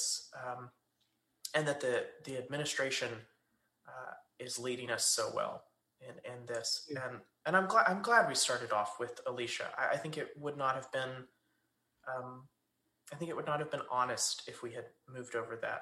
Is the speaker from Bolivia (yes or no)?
no; East Texas, United States; I'm an East Texas boy